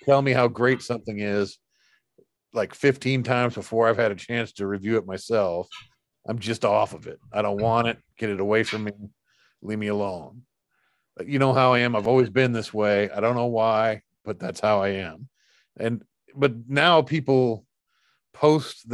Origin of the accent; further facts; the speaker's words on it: United States; I'm an American.